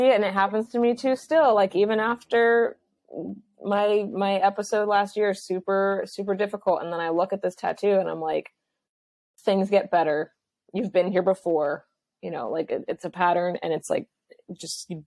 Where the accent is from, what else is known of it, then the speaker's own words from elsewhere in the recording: Los Angeles, California, United States; I'm from Los Angeles, so this is just like my world and my life